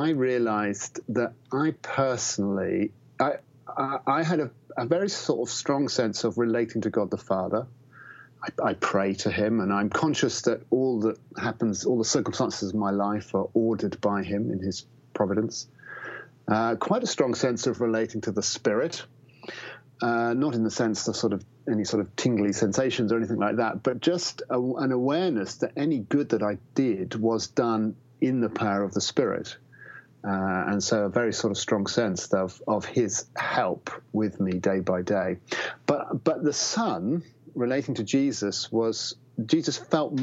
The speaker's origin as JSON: {"language": "English", "region": "England", "country": "United Kingdom", "said": "I'm obviously English"}